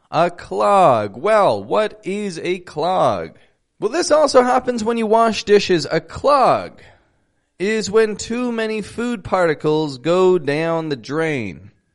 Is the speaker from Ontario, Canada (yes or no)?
yes; Toronto, Ontario, Canada; now in Mexico; I'm from Toronto, Canada. Living in Mexico at the moment.